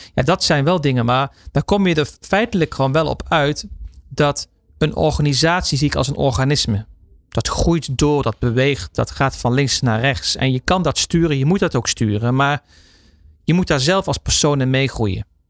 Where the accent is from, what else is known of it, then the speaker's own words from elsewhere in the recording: Netherlands; wij als Nederlanders